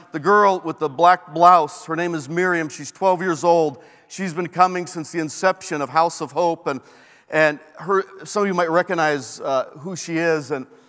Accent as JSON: {"language": "English", "country": "Peru", "tie": "born there", "said": "I was born in Peru"}